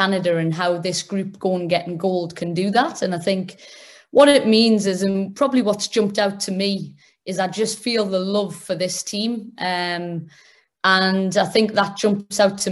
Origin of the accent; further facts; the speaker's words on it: England, United Kingdom; moved away; I grew up in England